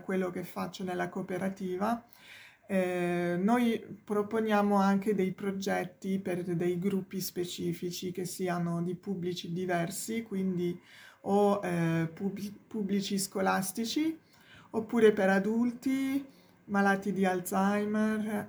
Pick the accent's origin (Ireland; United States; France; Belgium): France; Provence-Alpes-Côte d'Azur; Italian is a second language; moved away as an adult; also born or lived in Paris; now in Rome, Italy; in Francia io sono della Provenza del Sud